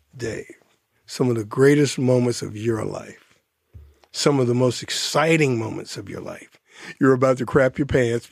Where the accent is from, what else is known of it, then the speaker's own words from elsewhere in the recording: Detroit, Michigan, United States; also born or lived in Ann Arbor; I'm from Detroit, I went, lived in Ann Arbor.